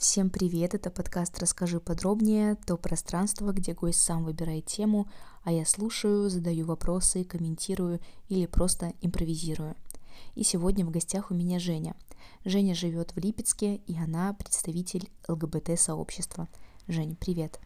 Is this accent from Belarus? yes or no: yes; Belarus; now in Saint Petersburg, Russia; Я сама из Беларуси